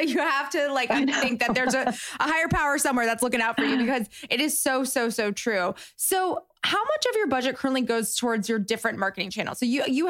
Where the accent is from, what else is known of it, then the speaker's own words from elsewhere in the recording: West Palm Beach, Florida, United States; I'm actually from Florida. So I grew up, I went to high school like in West Palm Beach